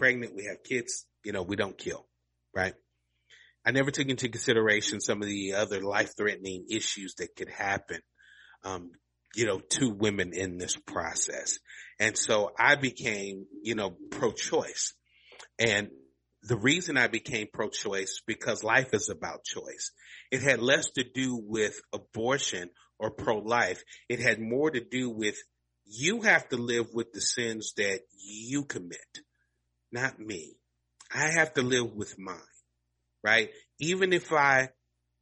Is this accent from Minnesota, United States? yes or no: no; Louisville, Kentucky, United States; Muhammad Ali grew up in my hometown. I grew up a couple of miles from where his mother lived